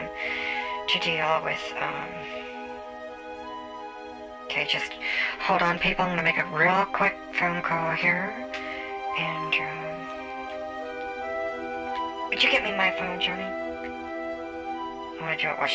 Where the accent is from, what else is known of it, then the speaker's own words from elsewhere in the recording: Las Vegas, Nevada, United States; I'm from Vegas